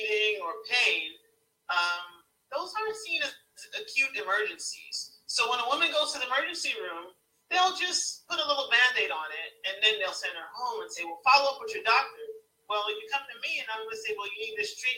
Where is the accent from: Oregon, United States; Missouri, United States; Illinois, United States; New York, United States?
New York, United States; New York City; moved away; when I was growing up in New York City